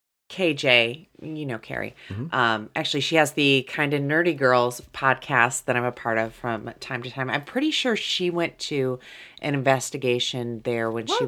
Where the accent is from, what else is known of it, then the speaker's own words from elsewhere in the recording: Muncie, Indiana, United States; I grew up in Muncie, Indiana.